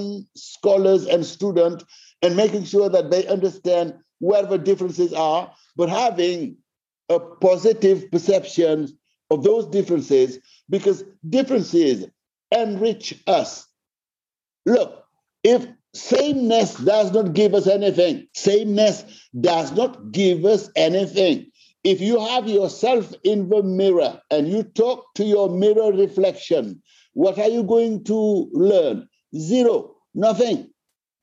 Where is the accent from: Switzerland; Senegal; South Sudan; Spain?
Senegal; I come from Senegal, Africa